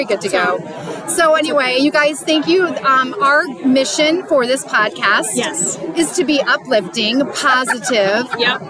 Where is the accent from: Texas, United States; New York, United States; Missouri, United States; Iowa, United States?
Iowa, United States; now in Wisconsin, United States; We are in Wisconsin, in Elkhorn, Wisconsin. We are from, well, I'm actually from Iowa originally.